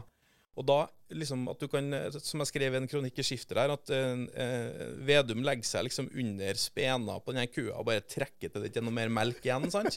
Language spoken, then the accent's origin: Norwegian; Trondheim, Trøndelag, Norway; moved away as an adult; now in Oslo, Norway; Jeg er fra Trondheim, så jeg har vokst opp ja. et steinkast unna NRK sine kontorer i, på Tyholt i Trondheim